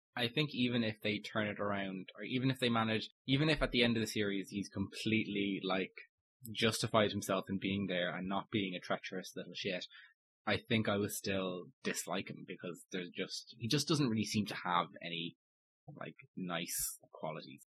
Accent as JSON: {"language": "English", "country": "Ireland", "said": "as an Irishman"}